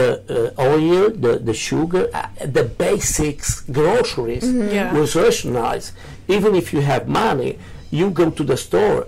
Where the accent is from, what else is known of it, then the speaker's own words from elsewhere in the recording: Romania; English is a second language; moved away as an adult; now in United States; Okay. I was born in Romania. I grew up over there, you know. And until, like, 5 years ago, we moved to United States. So I'm 58 years old.